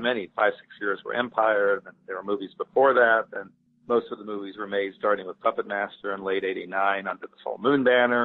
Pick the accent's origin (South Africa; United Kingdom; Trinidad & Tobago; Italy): Italy; moved away; I grew up in Italy